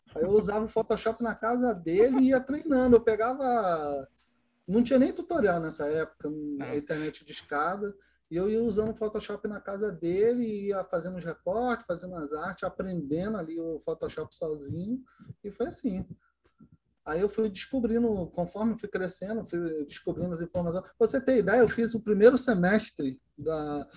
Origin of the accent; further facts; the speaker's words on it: Duque de Caxias, Rio de Janeiro, Brazil; eu sou de Caxias, no Rio de Janeiro